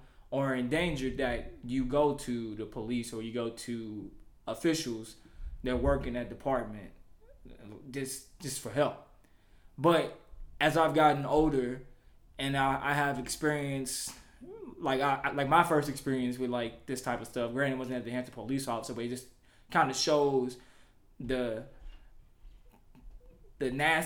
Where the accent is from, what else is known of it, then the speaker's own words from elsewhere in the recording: Louisville, Kentucky, United States; now in my hometown of Louisville, Kentucky